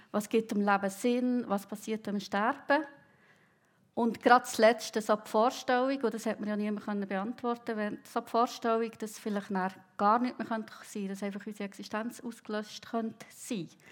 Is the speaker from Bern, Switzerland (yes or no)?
yes; Bern, Switzerland; moved away as an adult; now in Riehen, Switzerland; Ich bin im Kanton Bern aufgewachsen, aber seit etwa 20 Jahren in der Region Basel wohnhaft